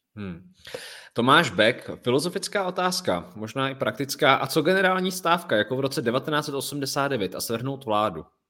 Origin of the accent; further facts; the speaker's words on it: Czechia; tady u nás v Čechách